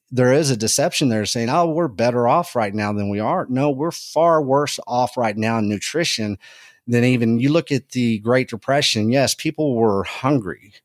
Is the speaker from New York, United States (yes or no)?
no; Texas, United States; I'm from Texas